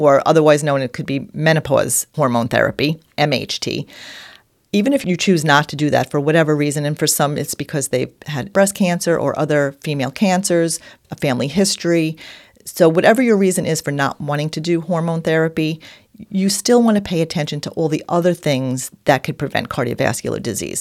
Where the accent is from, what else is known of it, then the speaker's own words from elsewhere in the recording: New York, United States; accent: New York; my New York accent.